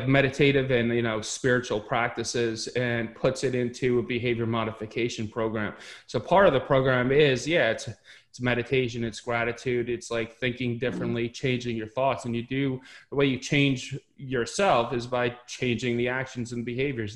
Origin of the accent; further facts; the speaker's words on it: Westchester County, New York, United States; I grew up in Westchester County, New York.